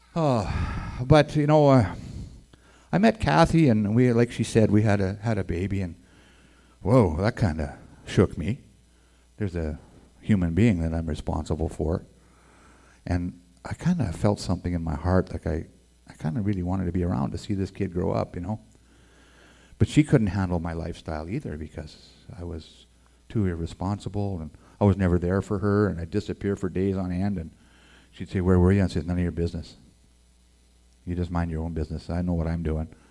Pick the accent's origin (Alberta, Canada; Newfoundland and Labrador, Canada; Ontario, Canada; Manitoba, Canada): Alberta, Canada; Edmonton; also born or lived in La Crete, Alberta; I was born in Edmonton, Alberta